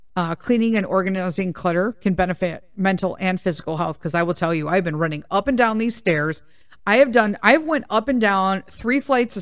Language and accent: English; Chicago, Illinois, United States; I'm from Chicago